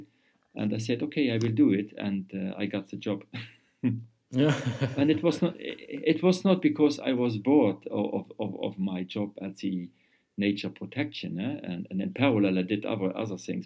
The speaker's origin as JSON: {"language": "English", "country": "Luxembourg", "also_born_or_lived": "Vienna, Austria", "said": "I came back to Luxembourg."}